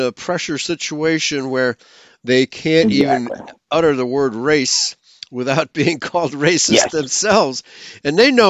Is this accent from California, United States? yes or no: no; Chicago, Illinois, United States; in the 1950s, growing up in Chicago here